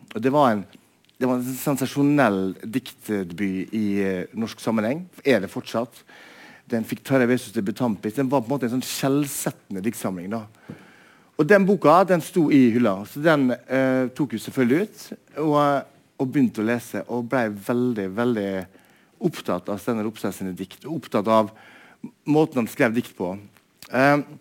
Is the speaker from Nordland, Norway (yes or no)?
no; Molde, Møre og Romsdal, Norway; moved away as an adult; also born or lived in Bergen; Jeg kommer fra Molde og eh, vokste opp eh, på en måte i et litterært hjem